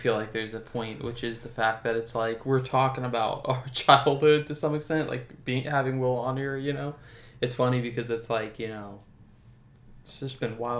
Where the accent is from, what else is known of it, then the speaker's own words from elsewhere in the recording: Florida, United States; when I tell people I'm from Florida, I honestly, because we were born and raised here